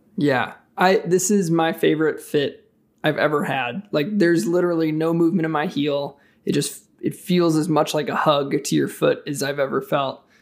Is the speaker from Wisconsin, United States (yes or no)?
yes; Wisconsin, United States; I'm from Wisconsin